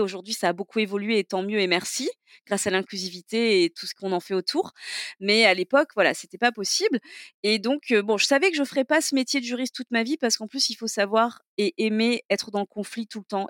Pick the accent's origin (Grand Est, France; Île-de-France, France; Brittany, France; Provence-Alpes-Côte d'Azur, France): Provence-Alpes-Côte d'Azur, France; Toulon; also born or lived in Digne-les-Bains / Saint-Mandrier / Hyères / Marseille; je suis du sud de la France et non pas du sud de la frange, mais euh, du sud de la France et euh, donc j'ai grandi, dans le dans le sud-est